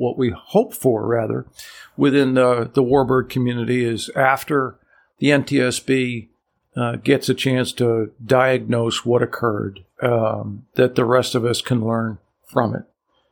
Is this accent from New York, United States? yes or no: yes; New York, United States; now in Chatham, United States; And I grew up on the Hudson River in New York.